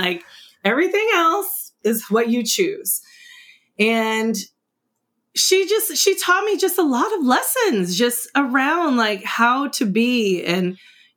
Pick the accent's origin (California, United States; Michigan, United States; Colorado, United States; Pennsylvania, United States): California, United States; also born or lived in East St. Louis, Illinois; the day after I turned one, my mom took me on a plane to California